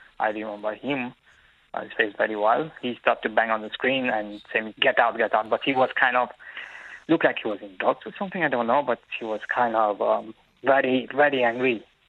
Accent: Mauritius; now in Dublin, Ireland; I'm from Mauritius.

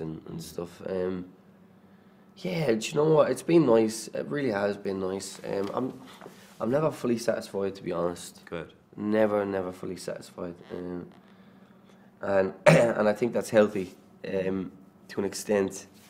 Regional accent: Ireland; accent: Irish

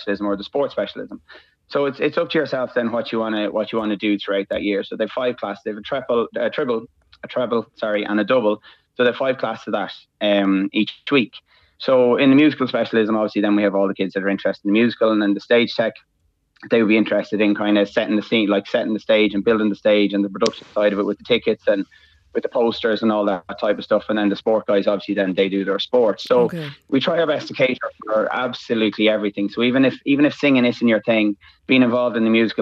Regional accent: Trim, Leinster, Ireland; now in Maynooth, Ireland; I'm from Trim originally, but I live in Maynooth.

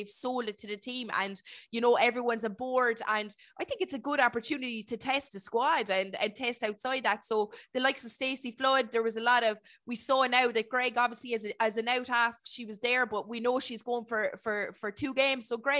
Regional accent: Ireland; That's what we love as Irish people.

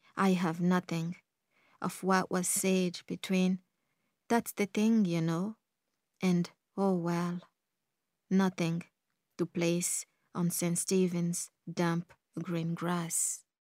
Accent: Galway, Connacht, Ireland; English is a second language; I was very young when I came here. Like, I would have spent all my teenage years in Ireland

